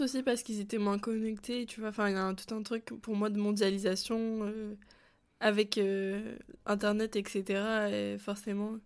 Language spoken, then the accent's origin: French; France; also born or lived in Canada; quand j'ai grandi en France